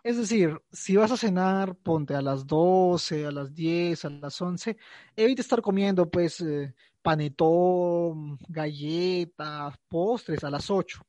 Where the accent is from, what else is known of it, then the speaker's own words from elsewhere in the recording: Peru; acá en Perú eso no sirve porque acá no comemos turrón ni ricos polvorones.